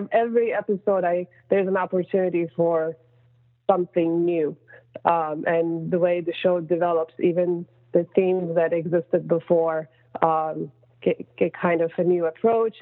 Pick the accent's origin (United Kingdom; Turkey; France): Turkey; moved away; I'm from Turkey originally